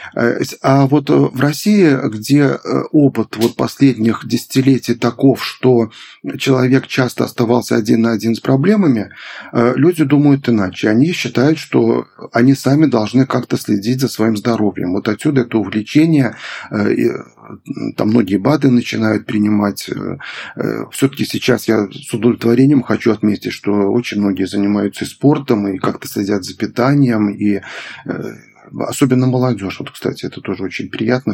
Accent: Belarus; moved away; я сам из Беларуси вот родом, и я помню, как э, из небольшого города

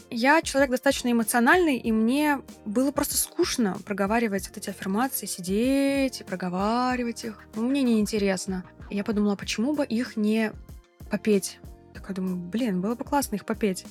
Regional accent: Kazan, Tatarstan, Russia; also born or lived in Bali; у себя на родине в Казани

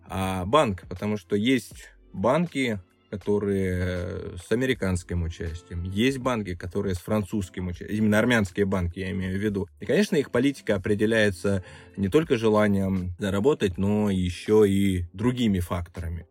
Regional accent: Krasnodar Krai, Russia; also born or lived in Moscow; now in Yerevan, Armenia; я вообще родился и вырос на Кубани

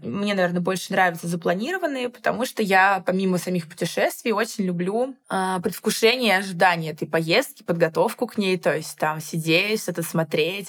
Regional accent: Moscow, Russia; никогда я из Москвы не уезжала прям надолго

